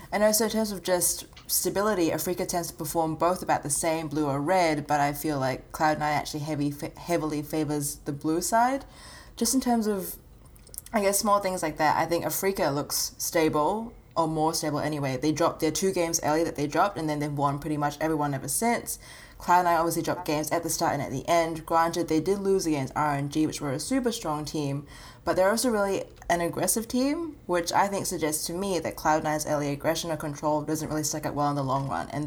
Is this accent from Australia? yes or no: yes; Australia; Look, Amanda, I know I'm Australian